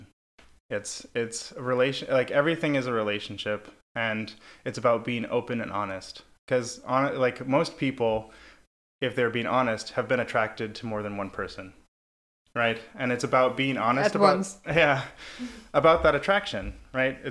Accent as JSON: {"language": "English", "region": "Midwest", "country": "United States", "tie": "born or raised there", "moved": "yes", "lives_now": "San Francisco, United States", "said": "I grew up in the Midwest where that was not a concept."}